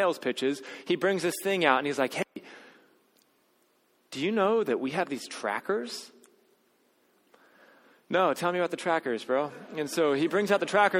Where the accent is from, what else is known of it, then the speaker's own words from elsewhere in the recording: United States; as an American who follows Jesus